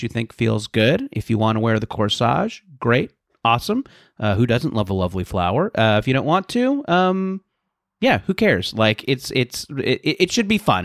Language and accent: English; Southern California, United States; I grew up in Southern California